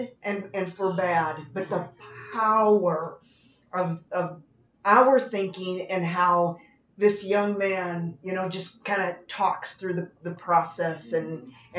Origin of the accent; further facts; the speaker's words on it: Las Vegas, Nevada, United States; We're from Las Vegas